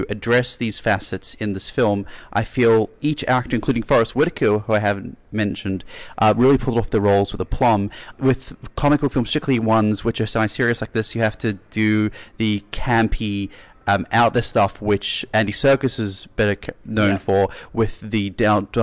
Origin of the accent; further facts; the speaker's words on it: South Africa; I grew up in South Africa.